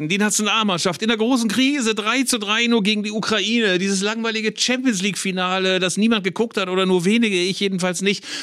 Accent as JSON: {"language": "German", "town": "Bielefeld", "region": "North Rhine-Westphalia", "country": "Germany", "said": "ja so einen Minderwertigkeitskomplex als Ostwestfale"}